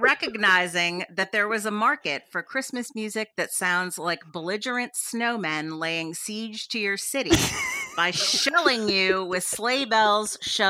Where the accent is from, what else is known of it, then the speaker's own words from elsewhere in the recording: Washington, District of Columbia, United States; I decided to root for my hometown team of the Washington Nationals.